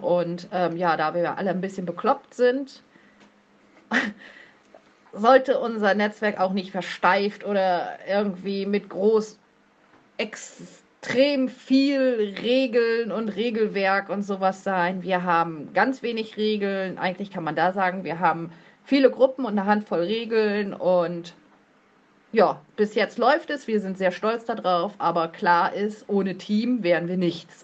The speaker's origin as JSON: {"language": "German", "area": "Plön district", "region": "Schleswig-Holstein", "country": "Germany", "said": "Ich komme aus Kreisplön. Das liegt ebenfalls in Schleswig-Holstein."}